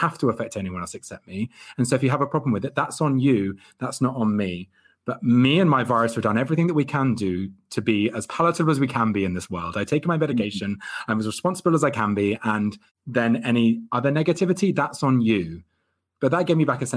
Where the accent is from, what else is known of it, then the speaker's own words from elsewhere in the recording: Hertfordshire, East of England, United Kingdom; I'm a Gemini from Hertfordshire